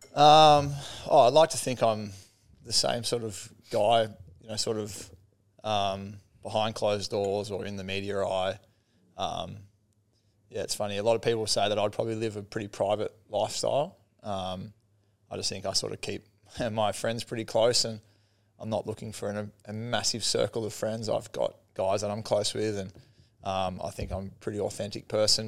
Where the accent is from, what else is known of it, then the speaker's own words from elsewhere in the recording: Sale, Victoria, Australia; growing up in Sale